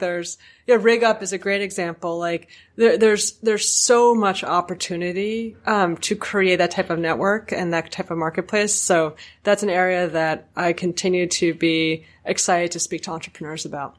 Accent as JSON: {"language": "English", "region": "New York", "country": "United States", "said": "a New Yorker"}